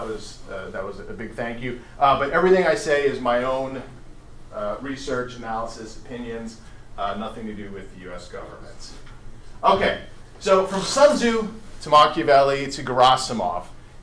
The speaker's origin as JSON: {"language": "English", "country": "United States", "said": "as an American"}